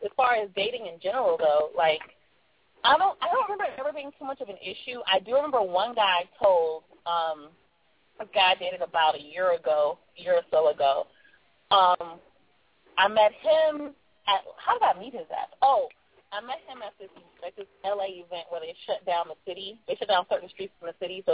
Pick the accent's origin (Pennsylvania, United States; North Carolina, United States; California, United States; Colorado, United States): California, United States; Los Angeles; I'm from South Central